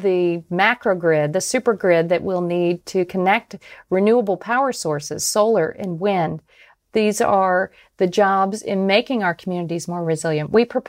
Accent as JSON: {"language": "English", "town": "Tampa", "region": "Florida", "country": "United States", "tie": "born or raised there", "said": "because my hometown of Tampa, Florida, just last week set an all-time high temperature record."}